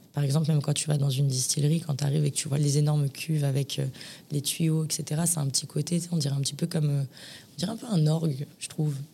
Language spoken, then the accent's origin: French; Paris, Île-de-France, France; moved away as an adult; also born or lived in Lyon; now in Marbella, Spain; je suis née à l'hôpital Saint-Antoine à Paris un vendredi 29 octobre euh, en 1993